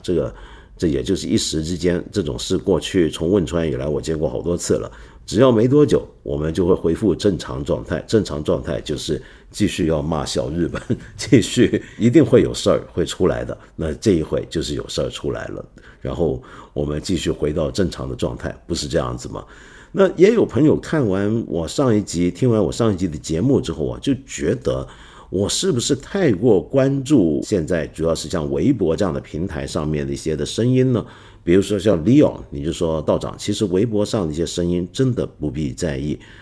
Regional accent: Taiwan; moved away; 我小时候在台湾的时候

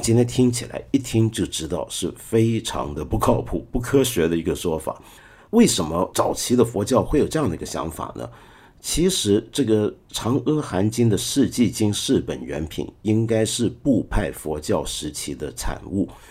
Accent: China; 因为我们中国太大

